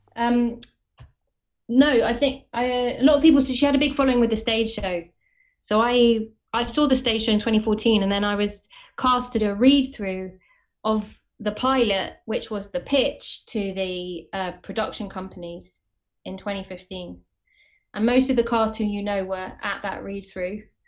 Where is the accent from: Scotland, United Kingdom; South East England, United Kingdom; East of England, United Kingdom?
East of England, United Kingdom; Watford; moved away as an adult; also born or lived in Camden, London / Hackney, London; now in London, United Kingdom; I'm from Watford, but I live in Camden